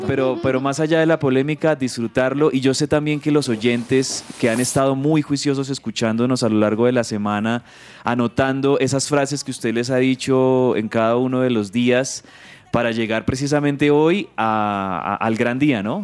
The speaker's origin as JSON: {"language": "Spanish", "country": "Colombia", "said": "como espectador colombiano"}